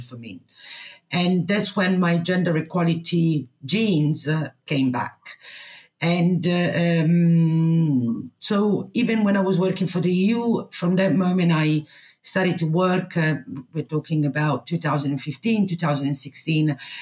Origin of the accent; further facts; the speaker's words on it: Italy; English is a second language; moved away as an adult; also born or lived in United Kingdom; I come from a small town in Italy